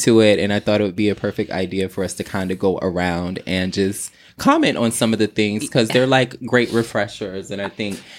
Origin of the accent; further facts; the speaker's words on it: the South, Virginia, United States; now in New York, United States; I'm from the South.